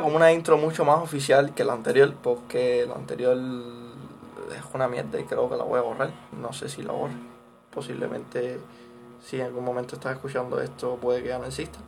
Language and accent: Spanish; Cuba; soy latinoamericano, sí, vivo en Cuba y, y la situación de mi país no es la mejor